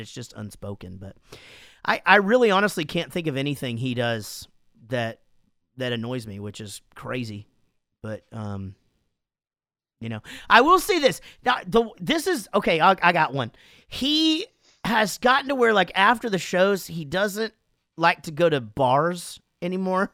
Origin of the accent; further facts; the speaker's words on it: Wichita Falls, Texas, United States; Wichita Falls, my hometown